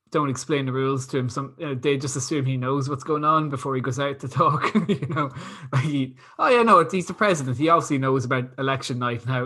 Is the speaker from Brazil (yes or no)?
yes; Brazil; English is a second language; Um, I grew up in Brazil. We have our results two after or two hours after the polls close. Uh, so that's how quick it is in Brazil.